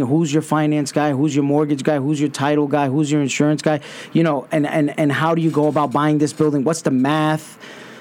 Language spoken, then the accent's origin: English; New York City, New York, United States; growing up in Brooklyn, going to public schools